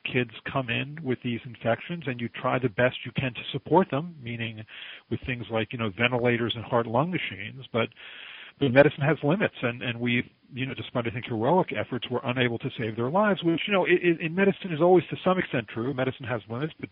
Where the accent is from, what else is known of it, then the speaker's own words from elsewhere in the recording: Baltimore, Maryland, United States; now in Philadelphia, United States; I was born and raised in Baltimore, Maryland